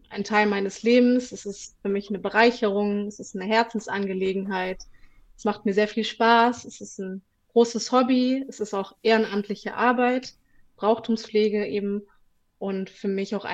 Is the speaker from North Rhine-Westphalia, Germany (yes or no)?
yes; Bonn, North Rhine-Westphalia, Germany; Ich bin in Bonn geboren und aufgewachsen und wohne rechtsrheinisch im schönen Ramersdorf.